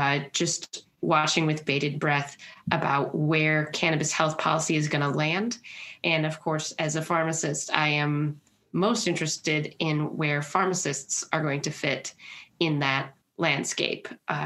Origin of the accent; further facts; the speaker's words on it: Minnesota, United States; But I also stay very active in my home state here of Minnesota.